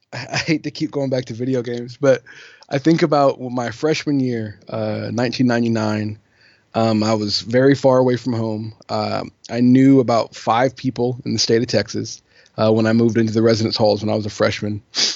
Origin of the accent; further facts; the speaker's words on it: England, United Kingdom; So I grew up, just to give you a really quick bio, I grew up overseas in England. My mom is English. My dad's American. He was in the Air Force when I was born. So from when I was born until I was 18, I lived in England